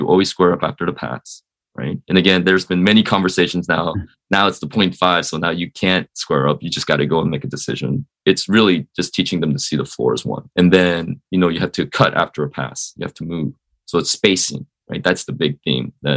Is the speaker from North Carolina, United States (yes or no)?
no; Eugene, Oregon, United States; moved away as an adult; also born or lived in New York City, United States; I grew up relatively sheltered in Eugene, Springfield